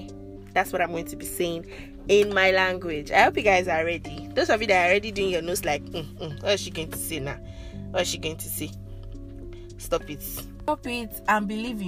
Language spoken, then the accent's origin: English; Ondo, Nigeria; first language Yoruba; English is a second language; I'm Nigerian from Ondo State, so I'm officially a Yoruba babe